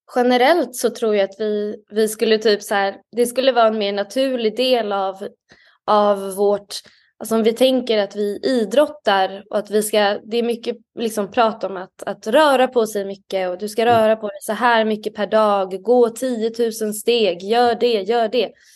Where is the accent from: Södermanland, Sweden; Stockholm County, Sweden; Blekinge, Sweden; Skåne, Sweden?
Stockholm County, Sweden; Stockholm; Jag är från Stockholm. Jag är uppvuxen i Stockholm